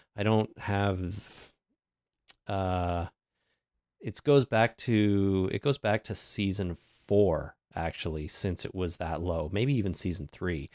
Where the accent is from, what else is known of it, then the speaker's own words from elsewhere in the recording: Canada; celebrate Canadian Thanksgiving because we're Canadian